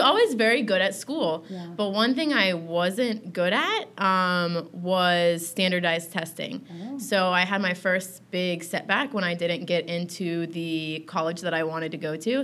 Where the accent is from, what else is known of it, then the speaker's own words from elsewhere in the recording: Tallahassee, Florida, United States; I grew up in Tallahassee, Florida